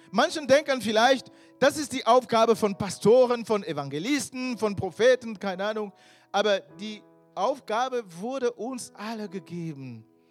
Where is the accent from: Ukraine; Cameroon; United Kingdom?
Cameroon; German is a second language; moved away as an adult; now in Germany; ich bin eigentlich äh, aus Kamerun, vielleicht wissen welche nicht, ich bin da geboren. Ich bin nach Deutschland ähm, vor ca. 15 Jahren gekommen und ich war fast 30 Jahre alt.